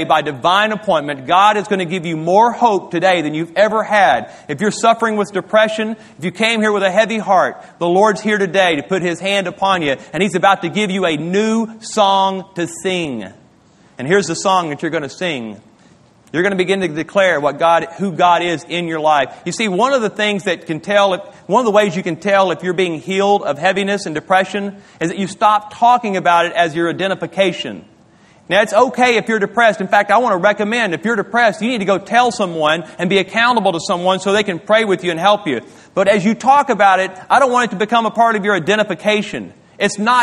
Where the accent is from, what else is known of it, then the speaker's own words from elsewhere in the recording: Louisiana, United States; moved away; My wife and I, we grew up in Louisiana